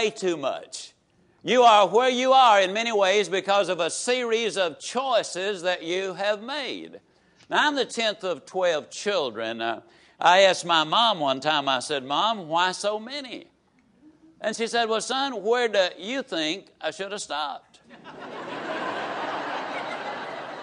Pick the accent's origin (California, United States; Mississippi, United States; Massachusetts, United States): Mississippi, United States; Yazoo City; born or raised there